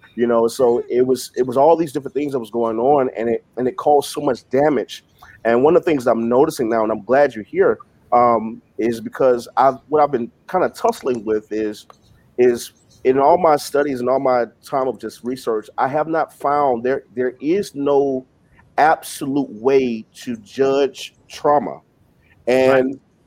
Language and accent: English; the South, United States; I grew up in the South.